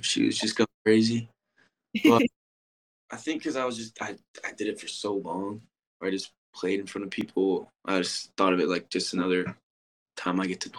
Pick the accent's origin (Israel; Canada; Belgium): Belgium; Brussels; also born or lived in Scottsdale; Yeah, so I was born in Scottsdale, but then we moved to Brussels, Belgium for 9 years for my dad's work.